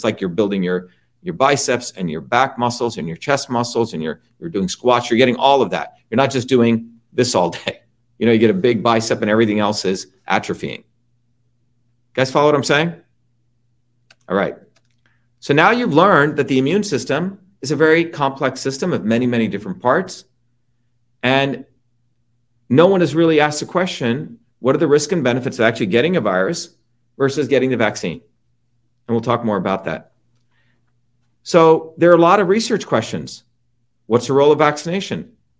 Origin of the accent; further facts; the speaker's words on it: New Jersey, United States; now in Boston, United States; That's all we did growing up in Jersey. First time I ever heard of allergies was when I came to Boston.